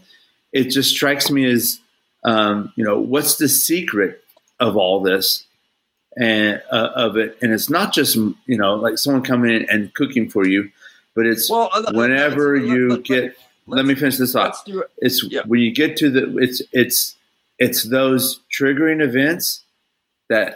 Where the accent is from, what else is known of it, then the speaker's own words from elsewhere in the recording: Houston, Texas, United States; I'm from Houston.